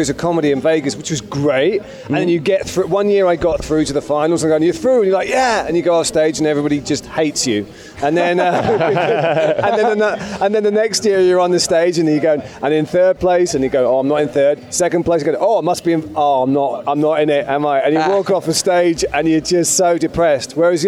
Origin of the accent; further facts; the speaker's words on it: Leeds, Yorkshire and the Humber, United Kingdom; now in London, United Kingdom; I grew up in Leeds in the northern part of England, and then I moved gradually south as my life improved. Got all the way to London.